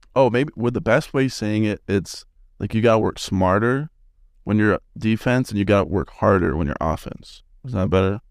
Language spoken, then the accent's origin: English; Salt Lake City, Utah, United States; moved away as an adult; I'm from Salt Lake